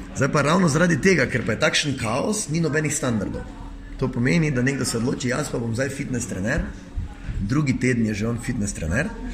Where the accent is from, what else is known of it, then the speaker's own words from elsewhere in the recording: Maribor, Drava, Slovenia; kot Mariborčan ali pa kot nekdo, ki je iz Maribora, eh, pa dela, pa je uspešen v svojem delu